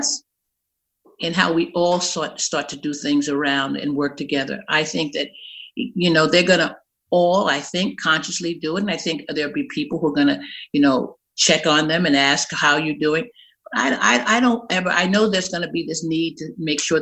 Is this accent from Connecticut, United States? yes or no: no; New York City, New York, United States; also born or lived in North Carolina; I'm born and raised in Brooklyn, New York